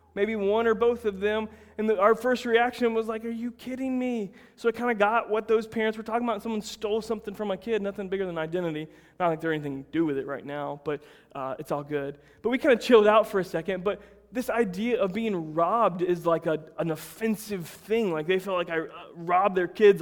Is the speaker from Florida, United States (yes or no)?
yes; Plant City, Florida, United States; I grew up in Plant City, Florida, the winter strawberry capital of the world